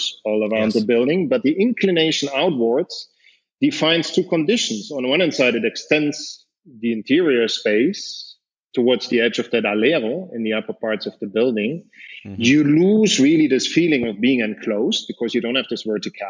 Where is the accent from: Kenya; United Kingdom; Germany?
Germany; moved away as an adult; I grew up in Germany